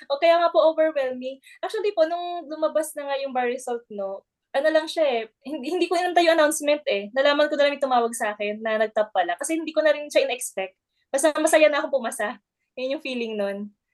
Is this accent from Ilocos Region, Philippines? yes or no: yes; Ilocos Region, Philippines; Sa province ko yan ha, sa province, sa Pangasinan.